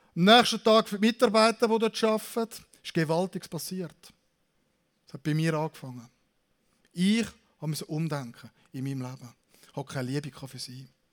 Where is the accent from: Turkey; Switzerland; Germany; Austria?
Switzerland; Zürich; now in Aargau, Switzerland; Ich bin ursprünglich Zürcher, jetzt bin ich in Saargau